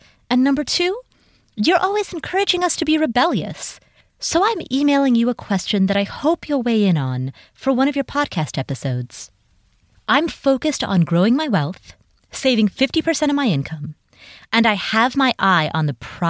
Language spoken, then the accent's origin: English; Minnesota, United States; I'm from Minnesota, where the summers are short and sweet and the winters are very long.